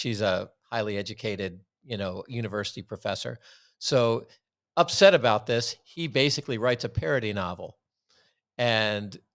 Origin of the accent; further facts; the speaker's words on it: Washington, District of Columbia, United States; now in Portland, United States; my hometown